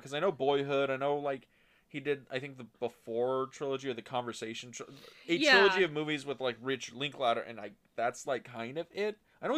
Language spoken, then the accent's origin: English; California, United States; I know. I know. I grew up in Southern California.